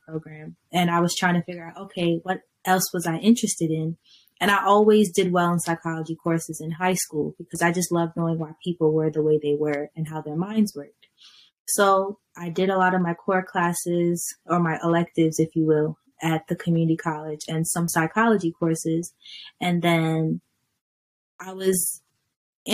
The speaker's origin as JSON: {"language": "English", "town": "Jersey City", "region": "New Jersey", "country": "United States", "moved": "yes", "lives_now": "Poconos, United States", "said": "I am originally from Jersey City, New Jersey, but I currently live in East Charlottesville, PA"}